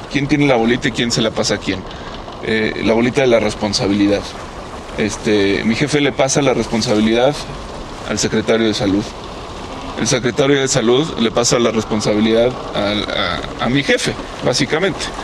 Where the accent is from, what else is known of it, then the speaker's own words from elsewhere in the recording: Mexico; nosotros como mexicanos